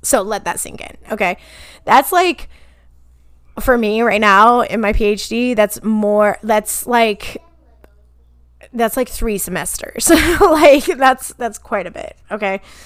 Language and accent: English; Kansas, United States; born or raised there